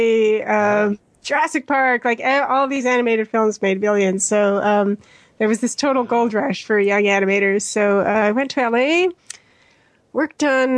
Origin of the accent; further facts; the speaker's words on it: Mexico City, Mexico; also born or lived in Edmonton, Alberta, Canada; now in London, United Kingdom; I actually grew up in Mexico City